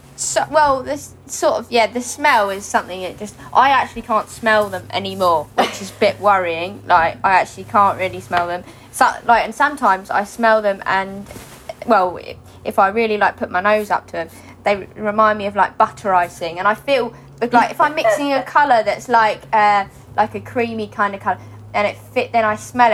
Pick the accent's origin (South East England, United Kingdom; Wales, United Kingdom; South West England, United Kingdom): South East England, United Kingdom; Hastings; I was born in Hastings, but um, I grew up just outside Hastings in the countryside